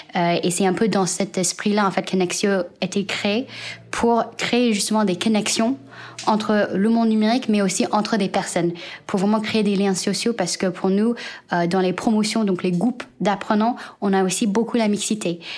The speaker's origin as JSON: {"language": "French", "country": "United States", "tie": "born or raised there", "also_born_or_lived": "China", "moved": "yes", "said": "je suis née en Chine et j'ai grandi aux États-Unis"}